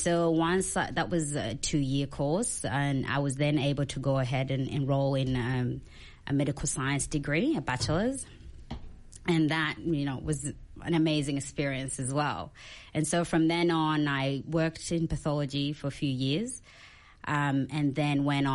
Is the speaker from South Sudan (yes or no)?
yes; South Sudan; now in Australia; I'm an Australian who migrated from South Sudan